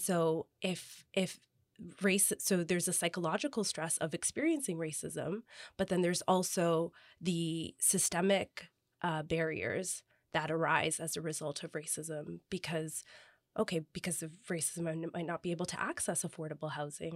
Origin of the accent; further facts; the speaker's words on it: Toronto, Ontario, Canada; also born or lived in Kingston, Ontario; I grew up in the West End, I grew up with Jane and Wilson, um, and lived there for the majority of my life